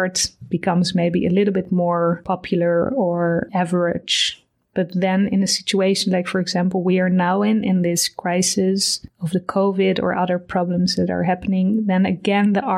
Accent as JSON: {"language": "English", "town": "Amsterdam", "region": "North Holland", "country": "Netherlands", "said": "I'm from Amsterdam"}